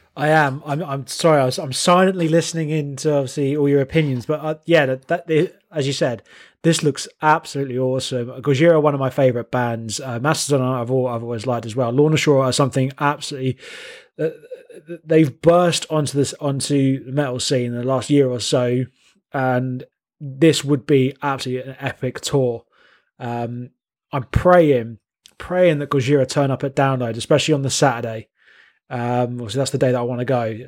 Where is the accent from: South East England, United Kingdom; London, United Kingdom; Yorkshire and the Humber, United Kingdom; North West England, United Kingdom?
South East England, United Kingdom; High Wycombe; accent: Wycombe; I'm from High Wycombe